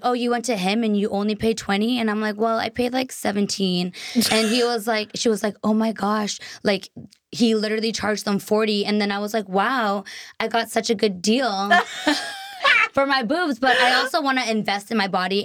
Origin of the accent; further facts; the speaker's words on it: near Boston, Massachusetts, United States; also born or lived in Taiwan; now in Los Angeles, United States; Not from Boston, like a suburb in Mhm. near Boston.